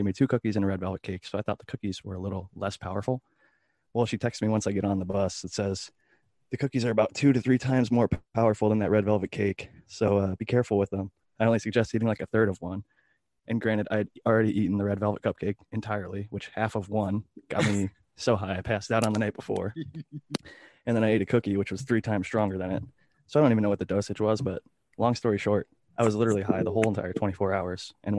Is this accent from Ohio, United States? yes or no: yes; Ohio, United States; like drinks like Four Loko, which is made in my home state of Ohio.